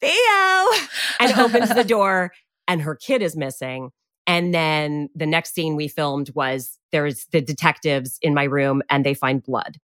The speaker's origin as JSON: {"language": "English", "country": "Canada", "said": "I'm Canadian and I was in Canada already"}